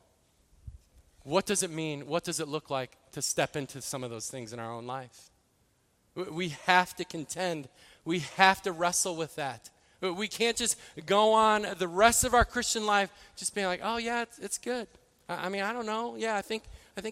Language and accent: English; Midwest, United States; moved away; I grew up in the Midwest